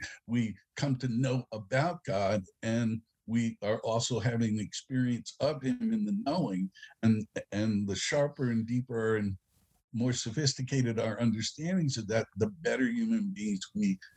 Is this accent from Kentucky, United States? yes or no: no; New York City, New York, United States; I was from the Bronx